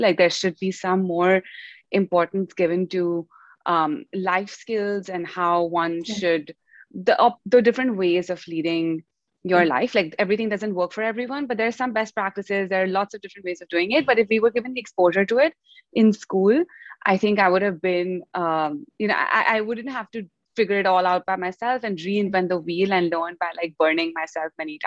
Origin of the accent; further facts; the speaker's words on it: India; moved away as an adult; also born or lived in United States; growing up in India, and then coming to the US to study